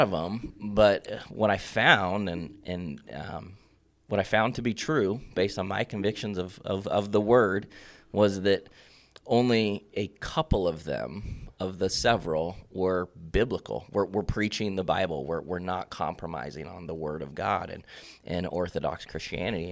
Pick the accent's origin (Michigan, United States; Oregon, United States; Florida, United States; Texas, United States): Oregon, United States; Bend; also born or lived in Prineville; now in Madras, United States; born and raised in Bend